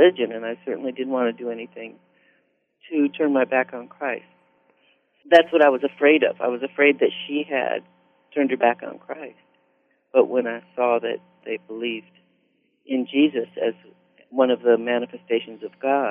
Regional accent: Santa Barbara, California, United States; also born or lived in Evanston, Illinois / Cuba, New York / Scottsdale, Arizona / Palo Alto, California; we went to school in Santa Barbara all the way through ninth grade

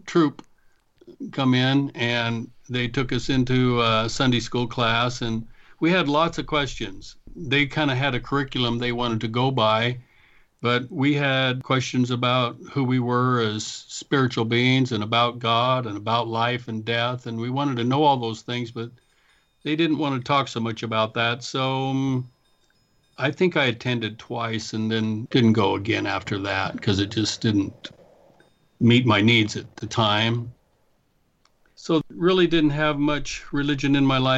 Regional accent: Tygh Valley, Oregon, United States; also born or lived in Ontario, Oregon / Anchorage, Alaska; I grew up in Oregon. I was born in Oregon City, so I'm an Oregonian from the beginning till this point. I grew up mostly in a little small town called Tie Valley

